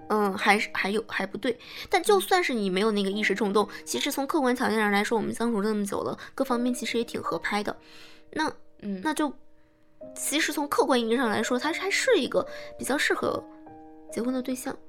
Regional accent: Changchun, Jilin, China; now in Beijing, China; 我是长春人

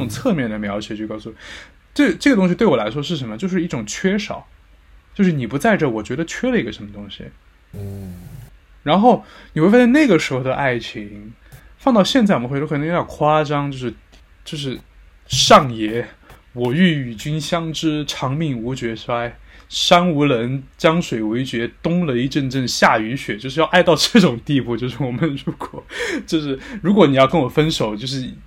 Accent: Sichuan, China; accent: Sichuanese; 我们四川话会说你溜缝

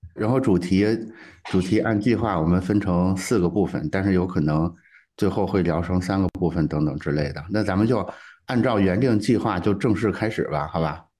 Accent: northern China, China; moved away; 我是个北方人

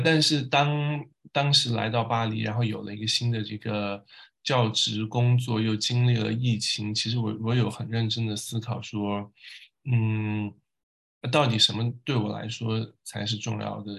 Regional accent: Tibetan areas of Sichuan, China; moved away as an adult; now in Paris, France; 我是小时候在四川的藏区成长，读书，呃，一直读到上大学

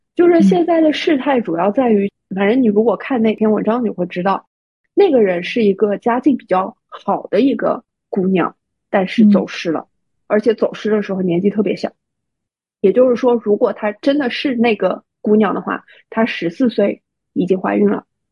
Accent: Shanghai, China; 作为上海人的我

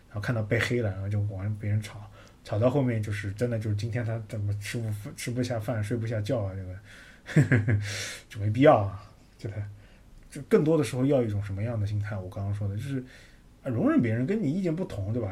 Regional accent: China; 我们中国人有一种排行榜文化

